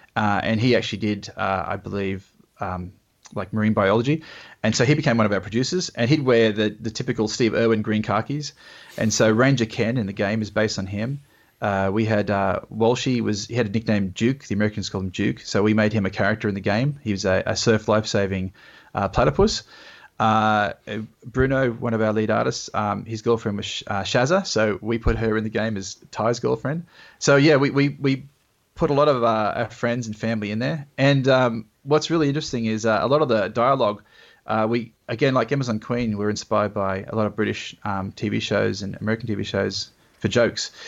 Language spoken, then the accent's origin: English; Australia; being Australian